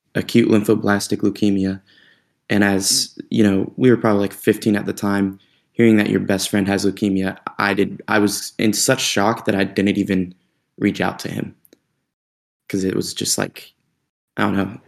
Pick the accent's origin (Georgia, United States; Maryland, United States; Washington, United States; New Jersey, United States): Georgia, United States; North; moved away as an adult; we grew up in North Georgia, not the best little town